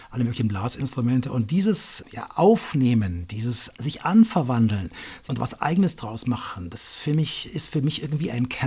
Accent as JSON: {"language": "German", "town": "Munich", "region": "Bavaria", "country": "Germany", "tie": "born or raised there", "said": "Ich bin aufgewachsen in München und äh, wir waren eigentlich immer in Italien."}